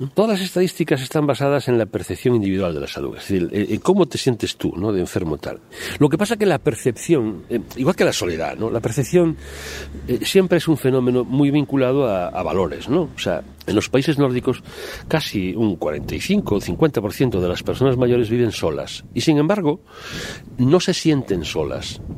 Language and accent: Spanish; Spain; como buenos españoles